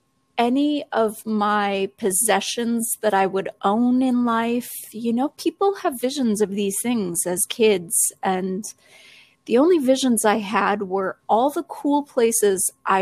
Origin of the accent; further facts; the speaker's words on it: Viroqua, Wisconsin, United States; my hometown here. That is Viroqua, Wisconsin